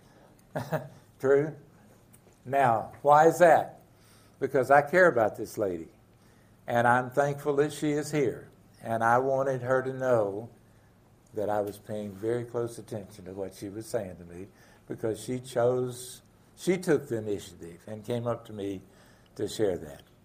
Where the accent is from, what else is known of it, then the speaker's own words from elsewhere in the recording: the South, United States; I grew up in the South with wonderful parents, dad and mom